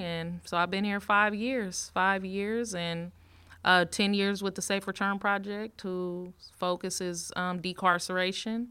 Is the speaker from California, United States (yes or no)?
yes; Richmond, California, United States; also born or lived in Bay Point, California / Pittsburg, California; now in Antioch, United States; I, I grew up in Richmond, Richmond, California